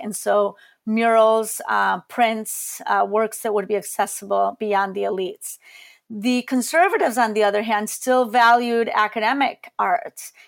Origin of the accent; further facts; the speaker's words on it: Colombia; moved away; also born or lived in Chicago; I am Colombian. I was born in Colombia